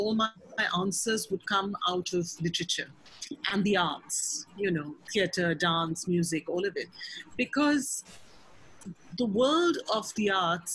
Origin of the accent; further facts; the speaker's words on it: Mumbai, Maharashtra, India; I grew up in Mumbai